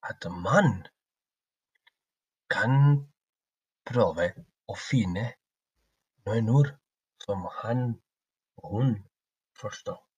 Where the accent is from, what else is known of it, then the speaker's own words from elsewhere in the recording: Spain; now in Trondheim, Norway; Yo soy de España.